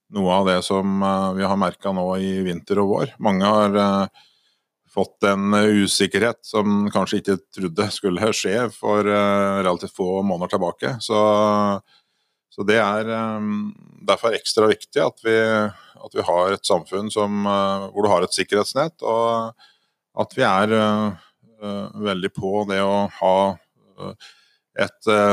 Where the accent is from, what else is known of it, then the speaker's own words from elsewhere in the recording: Elverum, Innlandet, Norway; jeg kommer jo fra Elverum